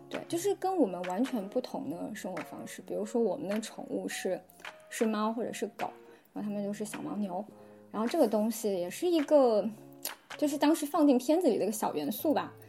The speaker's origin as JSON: {"language": "Chinese", "area": "Wuhan and Enshi", "region": "Hubei", "country": "China", "tie": "born or raised there", "said": "我在两个城市都成长生活过，就武汉跟恩施"}